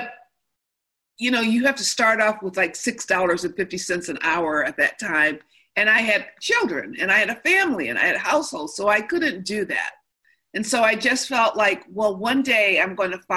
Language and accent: English; Midwest, United States; also born or lived in Chicago; now in California, United States; I'm from the Midwest